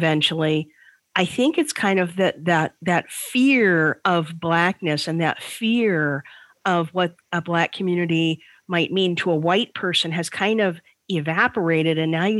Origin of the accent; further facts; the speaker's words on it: Orange County, Southern California, United States; also born or lived in Olympia, Washington; now in Washington, United States; I grew up in Southern California and in Orange County